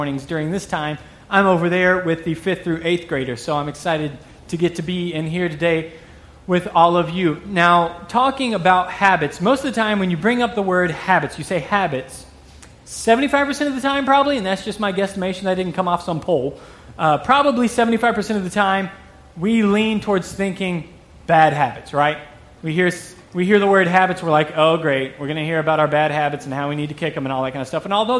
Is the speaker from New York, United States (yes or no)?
no; Texas, United States; accent: southern drawl; Okay, I moved up here from Texas 3 years ago. In case a little southern draw sneaks out on some words, you'll have to forgive me for that.